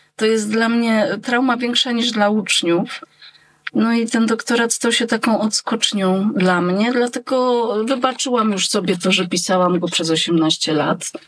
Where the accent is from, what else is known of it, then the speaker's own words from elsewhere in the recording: Jadowniki, Lesser Poland, Poland; nasze wzgórze Bocheniec w Jadownikach